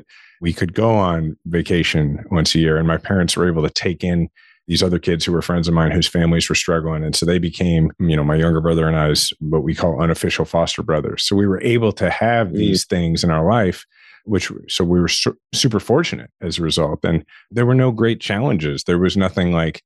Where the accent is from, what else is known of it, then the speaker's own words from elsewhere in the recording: Shawnee, Kansas, United States; I grew up in Shawnee, Kansas, which is, it's a suburb of Kansas City